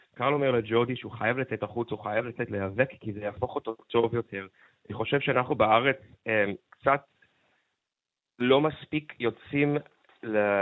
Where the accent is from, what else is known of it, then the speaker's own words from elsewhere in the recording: Seattle, Washington, United States; now in Israel; אני גדלתי בסיאטל אה, בתור ילד הומו